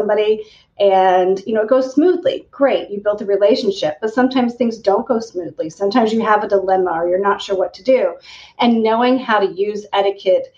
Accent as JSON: {"language": "English", "region": "Kansas", "country": "United States", "tie": "born or raised there", "said": "I, remarkably enough, grew up in a teeny tiny town in Kansas on a farm"}